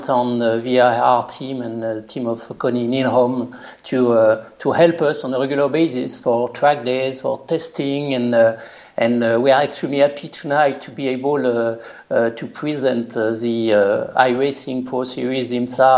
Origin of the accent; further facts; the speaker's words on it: Le Mans, Pays de la Loire, France; accent: French; English is a second language; moved away as an adult; now in North America; I was born in Le Mans. My family is living in Le Mans and close to Le Mans